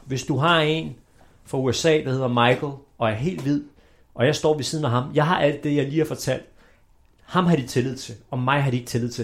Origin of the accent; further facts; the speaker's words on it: Denmark; Vi er født mm. i Danmark